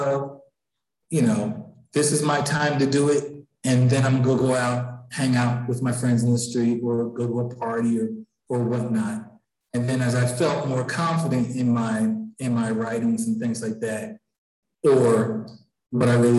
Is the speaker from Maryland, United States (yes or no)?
no; Philadelphia, Pennsylvania, United States; I grew up in Philadelphia, and the library system here, there's branches all over the city